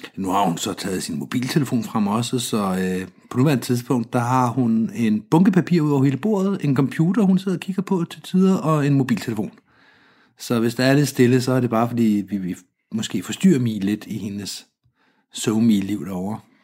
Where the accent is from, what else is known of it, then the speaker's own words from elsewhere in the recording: Denmark; som, som dansker